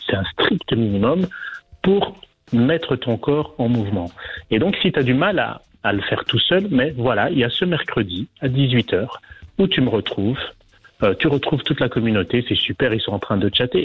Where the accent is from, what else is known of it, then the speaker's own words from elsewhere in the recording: Belgium; moved away as an adult; now in Fuerteventura, Spain; J'ai quitté la Belgique il y a quatre ans pour m'installer